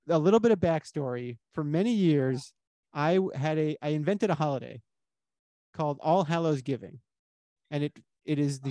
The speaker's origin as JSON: {"language": "English", "town": "Miami", "region": "Florida", "country": "United States", "tie": "born or raised there", "said": "I grew up in Miami and we used to take field trips to the Everglades."}